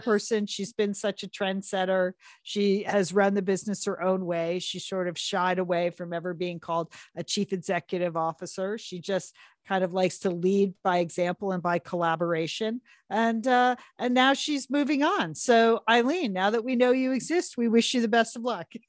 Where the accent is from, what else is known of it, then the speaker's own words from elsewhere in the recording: Southport, Connecticut, United States; my hometown library